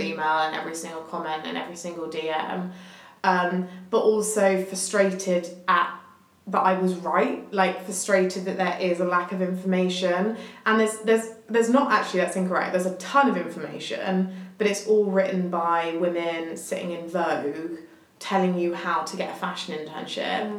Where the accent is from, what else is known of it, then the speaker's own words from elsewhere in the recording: Hampshire, South East England, United Kingdom; I grew up in Hampshire